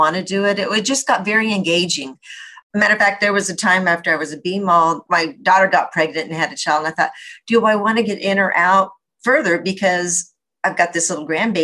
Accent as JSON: {"language": "English", "town": "El Paso", "region": "Texas", "country": "United States", "tie": "born or raised there", "also_born_or_lived": "Galveston, Texas / Los Angeles, California", "moved": "as an adult", "lives_now": "Orange County, United States", "said": "I grew up in El Paso, so you can imagine growing up in a desert"}